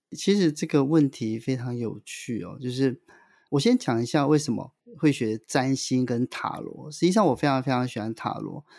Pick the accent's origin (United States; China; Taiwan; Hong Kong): Taiwan; central-southern Taiwan; 我是来自于中南部，中下阶级，中低收入的家庭